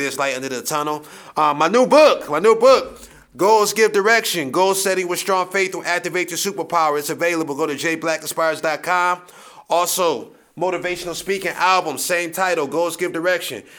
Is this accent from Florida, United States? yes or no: no; Akron, Ohio, United States